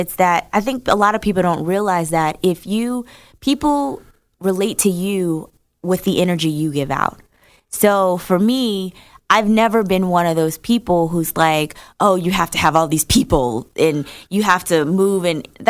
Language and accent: English; North New Jersey, United States; I'm from North New Jersey.